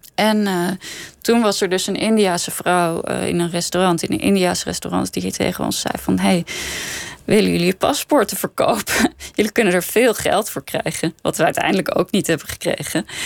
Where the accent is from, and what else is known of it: Netherlands; born or raised there; also born or lived in Copenhagen, Denmark / Sweden / Scheveningen, Netherlands